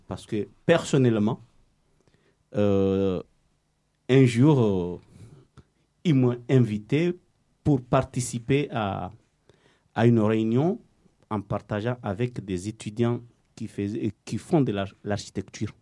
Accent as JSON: {"language": "French", "country": "Comoros", "moved": "as an adult", "lives_now": "Marseille, France", "said": "depuis que j'ai quitté les Comores."}